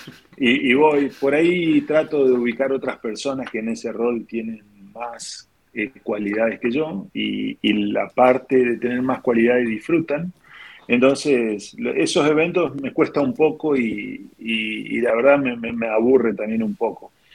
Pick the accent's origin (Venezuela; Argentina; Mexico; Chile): Argentina; interior of Chaco Province; yo soy del, interior del Chaco, de la provincia del Chaco